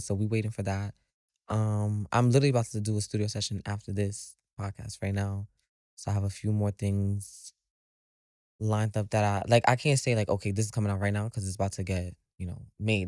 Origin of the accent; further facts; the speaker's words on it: New York City, New York, United States; I am from the Bronx